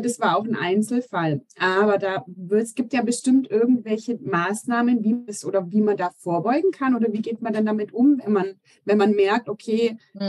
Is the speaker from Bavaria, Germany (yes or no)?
yes; Augsburg, Bavaria, Germany; weil ich bin ja auch aus Augsburg, also gleich ums Eck